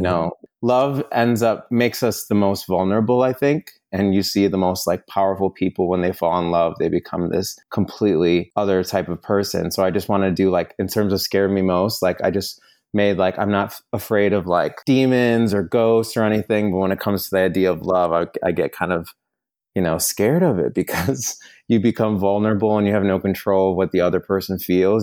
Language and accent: English; New York, United States; moved away as an adult; now in Los Angeles, United States; living in Los Angeles. I'm originally from New York. I've been out here for about six or seven years